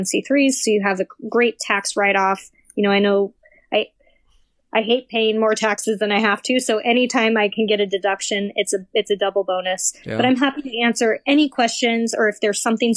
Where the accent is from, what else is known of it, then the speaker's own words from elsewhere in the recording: Midwest, United States; now in Arizona, United States; I'm from the Midwest